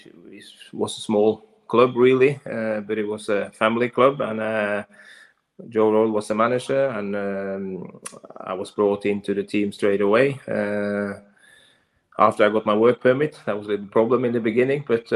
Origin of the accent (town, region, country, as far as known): Norway; born or raised there; English is a second language; moved away as an adult; also born or lived in Lillestrøm, Norway / Oldham, England; now in Oslo, Norway